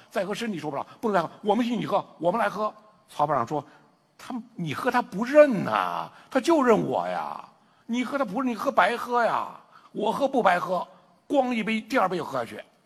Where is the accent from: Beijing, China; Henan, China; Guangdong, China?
Henan, China; 也是我们河南人